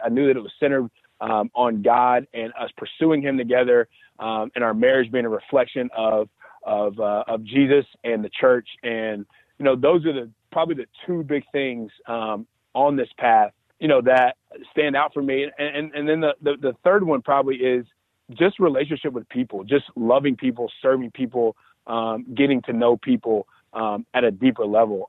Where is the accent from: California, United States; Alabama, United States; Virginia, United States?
Alabama, United States; moved away; I'm from Alabama